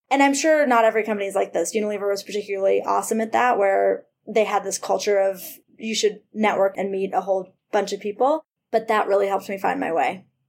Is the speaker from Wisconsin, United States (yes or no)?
no; Cleveland, Ohio, United States; also born or lived in Massachusetts; now in New York, United States; I grew up in Cleveland